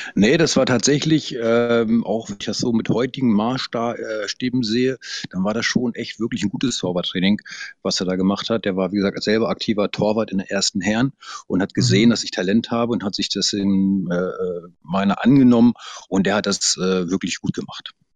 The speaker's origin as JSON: {"language": "German", "area": "Lüneburg Heath", "region": "Lower Saxony", "country": "Germany", "said": "der Ort, wo ich herkomme, das ist tiefste Provinz äh, in der Lüneburger Heide."}